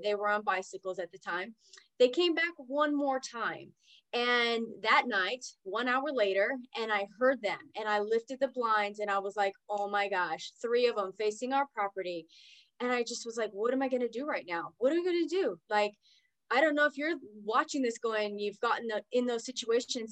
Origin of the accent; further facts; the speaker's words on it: Oklahoma, United States; also born or lived in California / Texas; now in North Dallas, United States; I'm originally from Oklahoma